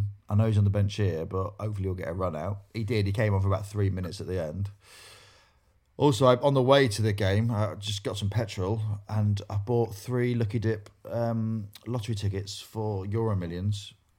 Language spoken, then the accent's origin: English; Grimsby, Yorkshire and the Humber, United Kingdom; As a person from Grimsby